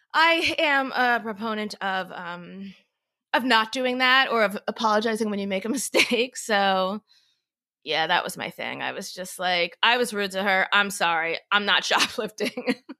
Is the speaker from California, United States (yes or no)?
no; Florida, United States; now in New York City, United States; I'm from Florida. We have these things called hurricanes